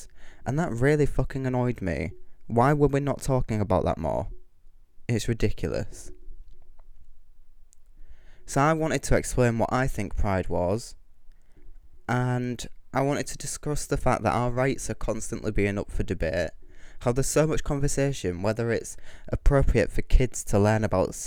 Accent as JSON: {"language": "English", "town": "Kingston upon Hull", "region": "Yorkshire and the Humber", "country": "United Kingdom", "said": "I'm from Kingston-upon-Hull and I'm a rapping drag queen"}